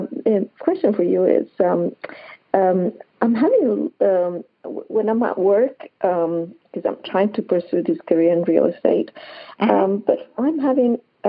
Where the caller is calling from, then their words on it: Hilton Head, South Carolina, United States; I'm calling from Hilton Head, South Carolina.